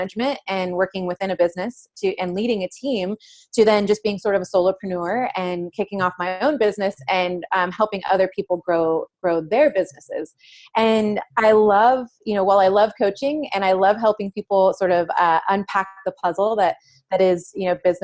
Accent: San Jose, California, United States; now in San Diego, United States; I grew up on the east side of San Jose

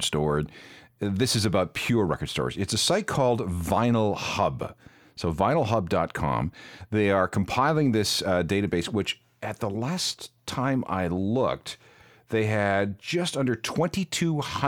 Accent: Winnipeg, Manitoba, Canada; now in Toronto, Canada; my hometown, Winnipeg

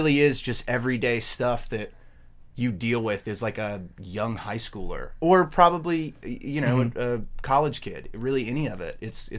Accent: Durham, North Carolina, United States; I'm from Durham, North Carolina.

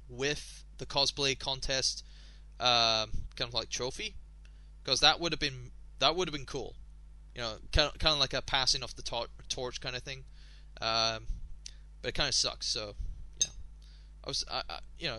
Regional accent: Scotland, United Kingdom; I am Scottish.

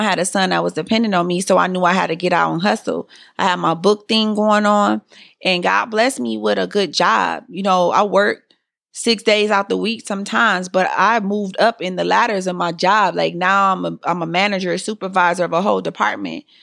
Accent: Detroit, Michigan, United States; I was born and raised in Detroit

